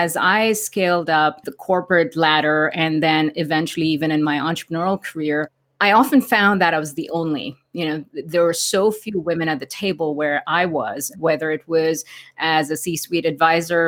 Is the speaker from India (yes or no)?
yes; India; moved away as an adult; now in United States; I grew up in India, and 20 years ago, when I first came to America